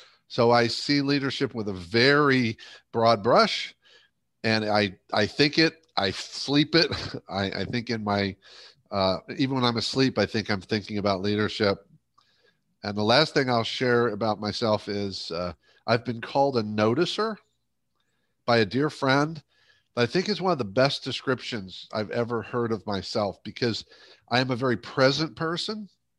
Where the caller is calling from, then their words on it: Tampa, Florida, United States; also born or lived in Cleveland, Ohio; I'm coming from Tampa, Florida.